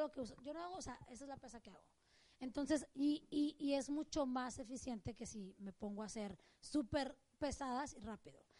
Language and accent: Spanish; Mexico; moved away; crecí, en México